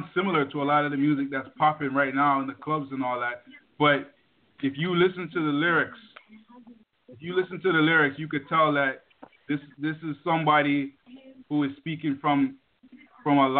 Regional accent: Toronto, Ontario, Canada; also born or lived in Jamaica; I was born in Jamaica. Moved to Toronto, Canada, a place called Jungle, one of the largest housing projects in the country

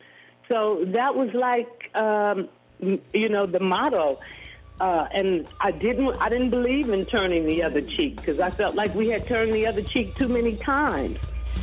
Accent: Los Angeles, California, United States; I grew up in Los Angeles. I must say I had a very beautiful childhood, because the area that we moved in, it was rural at that time.

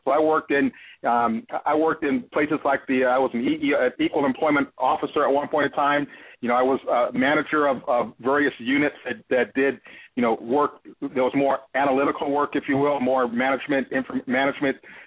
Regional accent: Los Angeles, California, United States; also born or lived in Detroit, Michigan; now in Cincinnati, United States; I was born and raised in Los Angeles

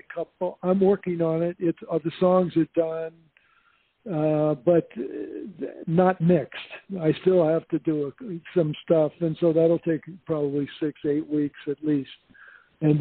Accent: Indiana, United States; born or raised there; now in Whidbey Island, United States

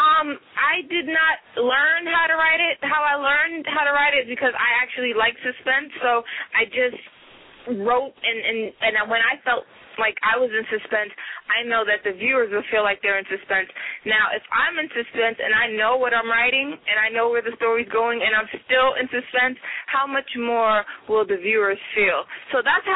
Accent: New York City, New York, United States; Originally, I'm from the North Bronx, New York

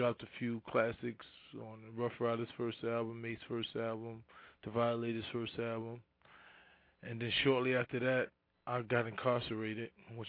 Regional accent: New York City, New York, United States; I'm from the Bronx.

